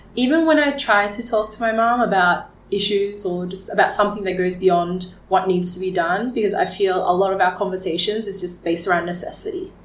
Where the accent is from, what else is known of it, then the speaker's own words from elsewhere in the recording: Geelong, Victoria, Australia; also born or lived in Melbourne, Australia; now in Vietnam; I do remember growing up in Australia and wondering, how Australian am I?